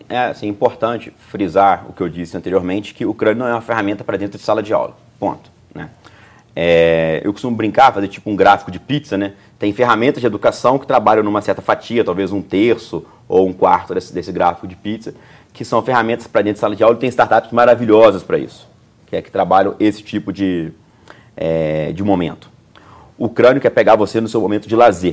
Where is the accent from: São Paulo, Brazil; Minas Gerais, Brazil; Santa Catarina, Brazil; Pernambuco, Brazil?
Minas Gerais, Brazil; Juiz de Fora; Sou natural de Juiz de Fora. É, eu nasci ali, eu cresci ali